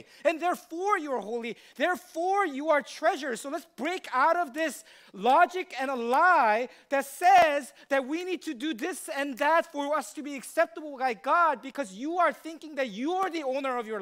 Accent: United States; as American people

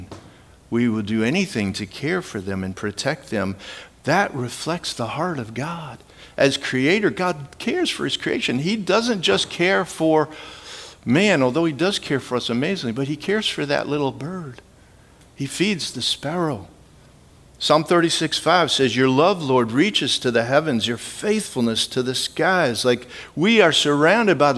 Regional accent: Midwest, United States; I grew up in the Midwest

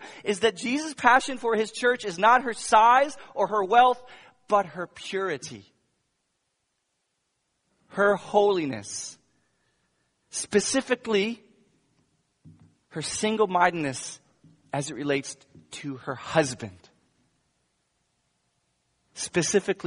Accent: United States; an American pastor

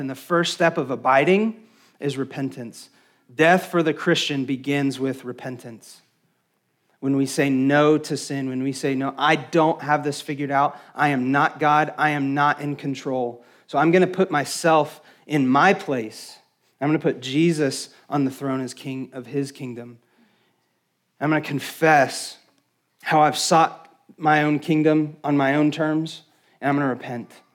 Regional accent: West Texas, United States; I'm from West Texas, where we don't really have trees, but my family is from upstate New York

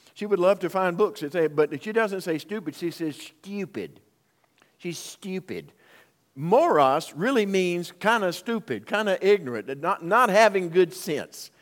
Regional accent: Union, United States; my hometown of Union

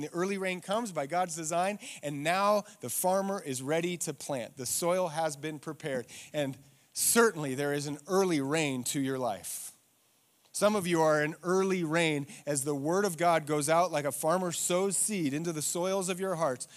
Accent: Eagle, Idaho, United States; I'm from Eagle, and when I grew up, Eagle was farms

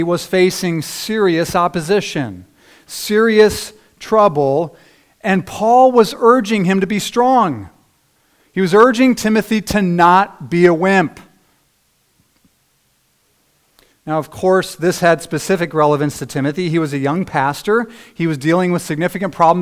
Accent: United States; as American Christians

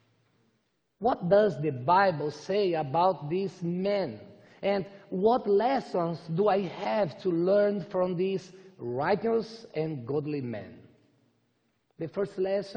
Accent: Brazil; English is a second language; I'm from Brazil.

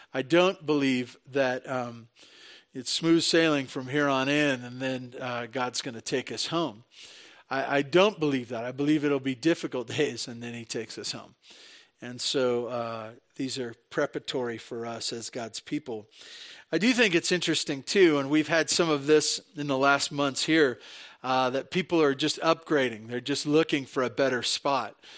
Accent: Santa Barbara, California, United States; moved away as an adult; now in Tehachapi, United States; I was born and raised in Santa Barbara

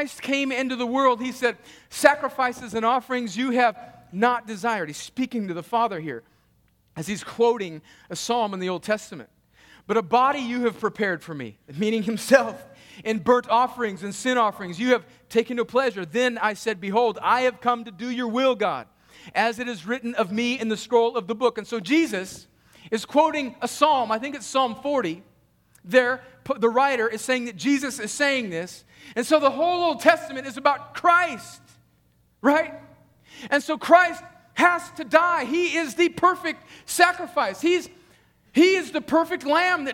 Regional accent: United States; moved away; I grew up on the Mexican border where my high school team had great soccer teams

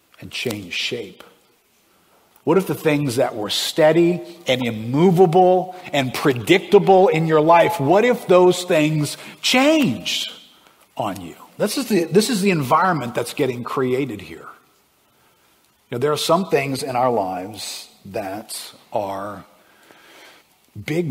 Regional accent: South Louisiana, United States; I grew up fishing and hunting in the swamps of South Louisiana.

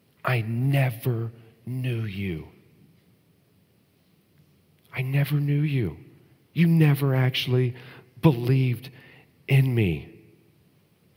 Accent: Texas, United States; when I was growing up in Texas

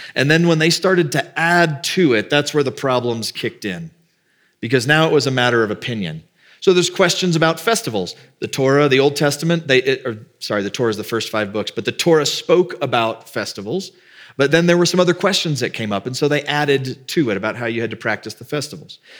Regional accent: the South, United States; I grew up in the South

